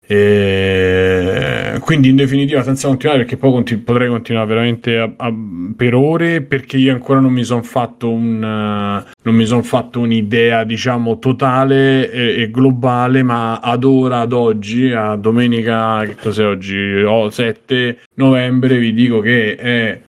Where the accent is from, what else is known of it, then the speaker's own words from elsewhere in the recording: Rome, Lazio, Italy; da romano